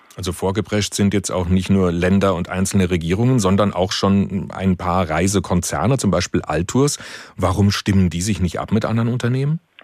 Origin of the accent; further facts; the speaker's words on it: Germany; bei uns in Deutschland